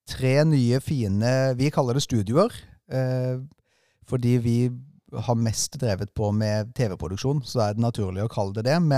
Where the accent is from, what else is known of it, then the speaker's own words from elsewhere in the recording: Agder, Norway; Altså, jeg er ikke lommekjent, for jeg kommer egentlig fra Sørlandet, så jeg har, eh, blir mer og mer kjent